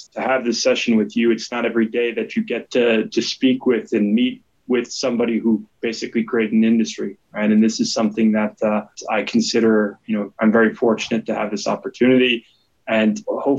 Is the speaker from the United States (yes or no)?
yes; United States; moved away as an adult; also born or lived in New York; now in Switzerland; I was born in the United States, but you know, came to Switzerland in 2017 to pursue my MBA at IMD